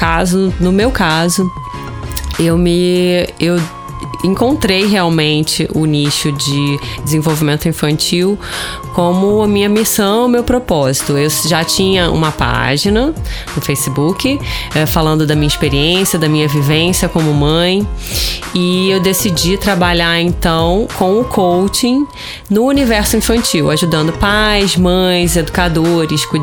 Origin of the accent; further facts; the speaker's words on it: Rio de Janeiro, Brazil; accent: carioca; Vocês já devem ter percebido pelo meu sotaque que eu sou carioca.